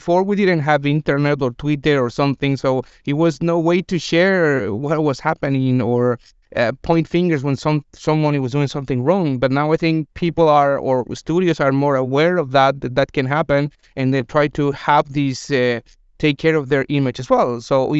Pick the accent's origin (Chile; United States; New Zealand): Chile; English is a second language; moved away as an adult; I've been working in the gaming industry for almost 7 years. I moved from Chile to here, so I wasn't aware of what was happening. And when I arrived here 6 years ago, it wasn't the same.